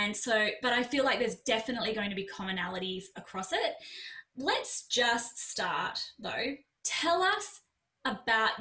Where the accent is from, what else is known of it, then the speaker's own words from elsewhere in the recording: Australia; I'm an Aussie